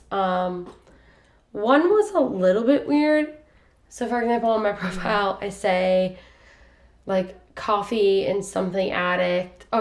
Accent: Lima, Ohio, United States; moved away as an adult; now in Columbus, United States; I went to my hometown, Lima

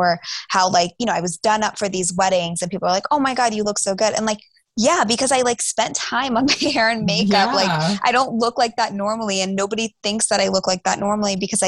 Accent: Atlanta, Georgia, United States; I grew up in the suburbs. So like I was in a northeast suburb of Atlanta

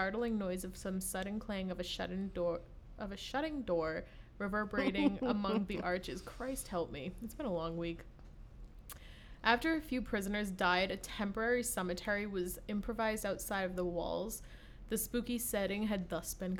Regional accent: outside of Boston, Massachusetts, United States; I was born 20 minutes outside of Boston and lived there for, you know, my entire life.

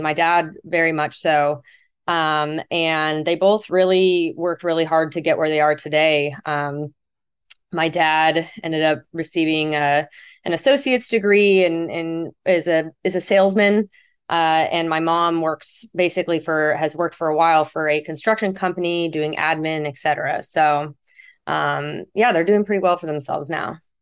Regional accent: Fountain Valley, California, United States; also born or lived in Houston, Texas; was born in Fountain Valley, California

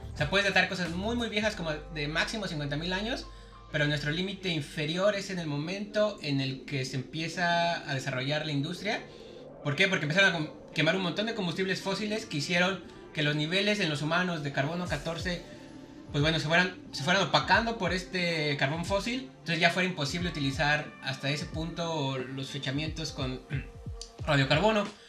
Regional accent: Mexico City, Mexico; nací en Ciudad de México

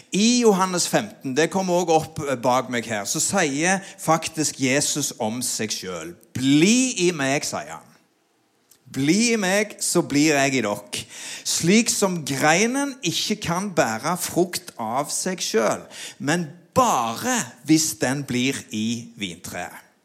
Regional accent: Sandnes, Rogaland, Norway; vokste jo opp på Gandal

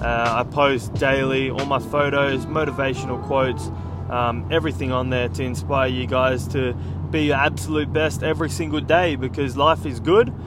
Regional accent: California, United States; Myself, I grew up on the Central Coast, and not many people get real famous out of the Central Coast.

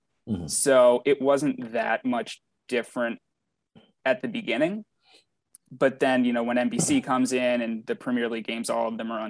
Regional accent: Baltimore, Maryland, United States; being born and raised in Baltimore

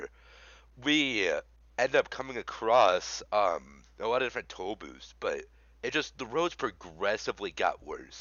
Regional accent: Wisconsin, United States; I am from Wisconsin.

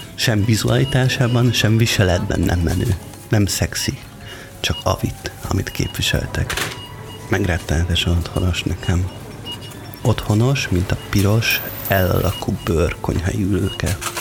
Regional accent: Hungary; venger vagyok, mármint, hogy magyar

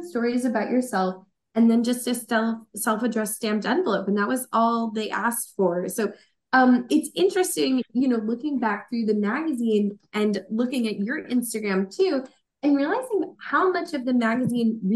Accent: Long Island, New York, United States; There was a thing in my hometown library about it

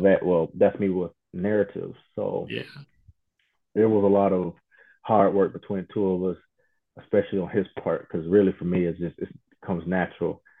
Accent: Toledo, Ohio, United States; my hometown in Toledo, Ohio

